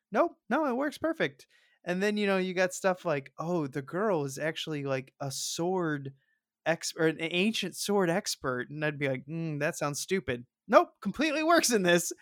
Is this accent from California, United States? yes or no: no; St. Louis, Missouri, United States; I'm from Saint Louis